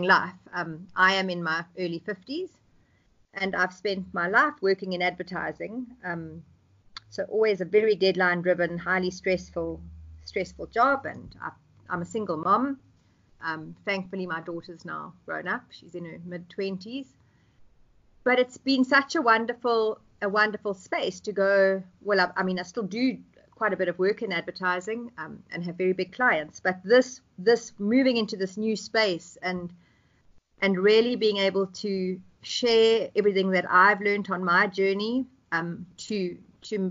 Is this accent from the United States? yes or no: no; South Africa; I am South African, and I'm currently in Johannesburg